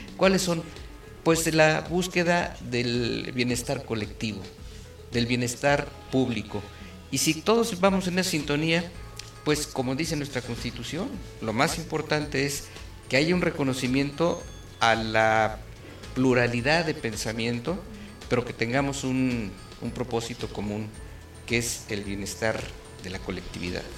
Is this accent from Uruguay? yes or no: no; Querétaro, Mexico; somos queretanos de toda la vida, familias queretanas